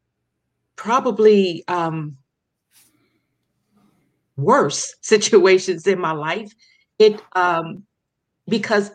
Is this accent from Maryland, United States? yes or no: yes; Baltimore, Maryland, United States; also born or lived in Paterson, New Jersey; now in Las Vegas, United States; I was born in Baltimore, Maryland. And then I spent over 30 years in Paterson, New Jersey. And I am now in the sunny state of Las Vegas, Nevada.